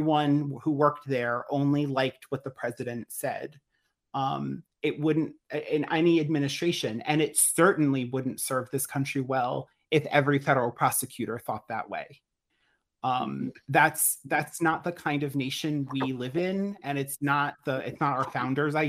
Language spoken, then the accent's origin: English; United States; as an American myself